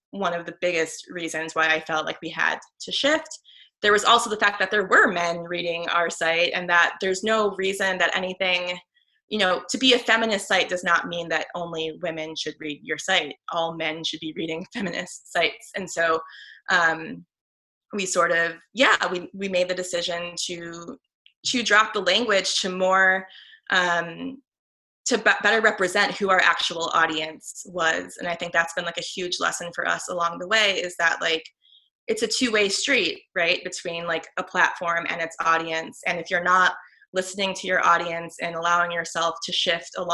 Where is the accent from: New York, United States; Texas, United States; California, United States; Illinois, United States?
Illinois, United States; Chicago; I grew up in the Northwest suburbs of Chicago, in an area called the North Shore